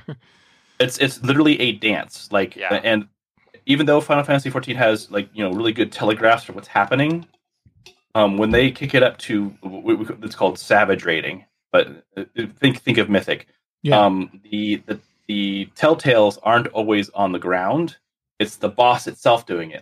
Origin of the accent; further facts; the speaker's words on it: South Florida, United States; moved away; I grew up in South Florida